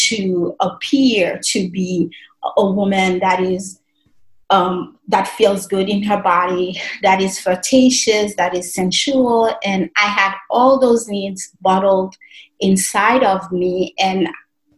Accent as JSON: {"language": "English", "country": "Haiti", "tie": "born or raised there", "moved": "as an adult", "said": "And I was raised in Haiti. I lived in Haiti for the first 40 years of my life, just turned 41"}